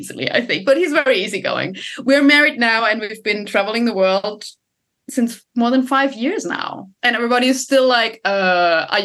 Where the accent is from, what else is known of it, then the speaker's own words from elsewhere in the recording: Germany; moved away as an adult; also born or lived in Sydney, Australia / Sweden; I'm originally from Germany.